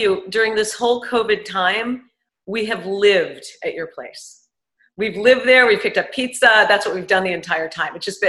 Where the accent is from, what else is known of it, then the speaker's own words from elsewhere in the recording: New York City, New York, United States; moved away; I grew up on the Upper East Side in Manhattan